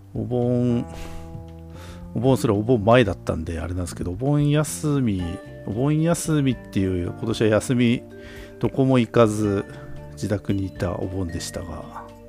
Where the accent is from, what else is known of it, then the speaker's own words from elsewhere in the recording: Obihiro, Hokkaido, Japan; 僕らの地元の北海道帯広市